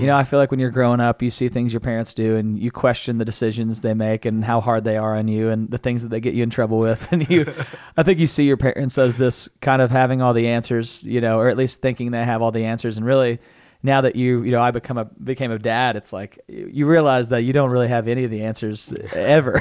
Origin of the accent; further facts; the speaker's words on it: Natural Dam, Arkansas, United States; I'm from Natural Dam, Arkansas.